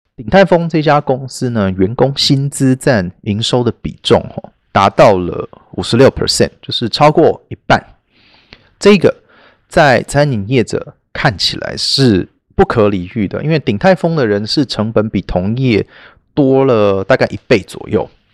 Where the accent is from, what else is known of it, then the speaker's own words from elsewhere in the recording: Taiwan; 因为我们台湾人